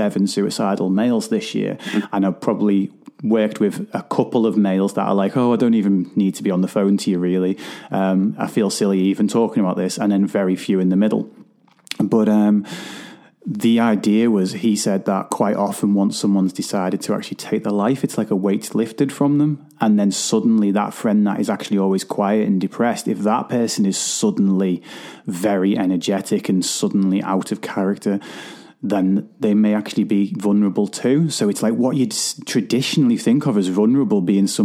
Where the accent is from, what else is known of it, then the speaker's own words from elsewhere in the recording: Liverpool, North West England, United Kingdom; I'm from Liverpool